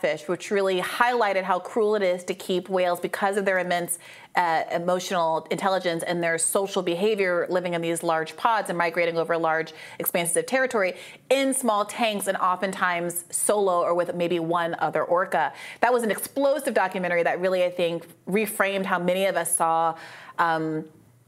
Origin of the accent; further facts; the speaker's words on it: Kenya; moved away; I grew up in Kenya